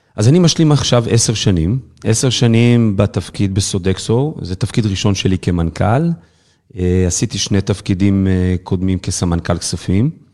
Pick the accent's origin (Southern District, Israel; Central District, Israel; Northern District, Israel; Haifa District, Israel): Haifa District, Israel; the Krayot; also born or lived in Kiryat Yam / Kiryat Ata; כל חיי גדלתי וצמחתי בקריות, אני יליד בקריית ים, אחר כך עברתי לקריית אתא